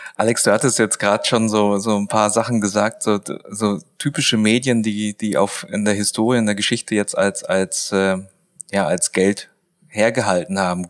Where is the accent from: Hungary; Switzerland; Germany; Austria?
Germany; Swabia; ich bin ja ein Schwabe.